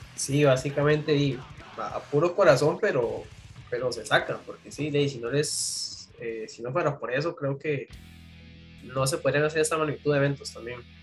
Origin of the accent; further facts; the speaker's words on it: San José, Costa Rica; yo que soy de San José